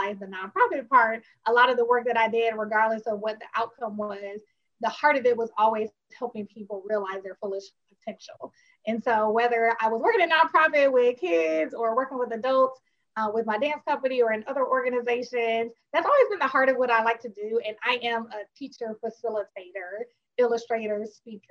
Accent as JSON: {"language": "English", "town": "Milwaukee", "region": "Wisconsin", "country": "United States", "moved": "as an adult", "lives_now": "Philadelphia, United States", "said": "I'm from Milwaukee, Wisconsin"}